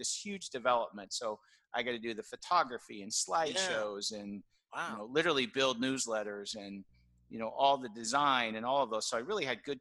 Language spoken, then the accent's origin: English; Southern California, United States; I grew up in Southern California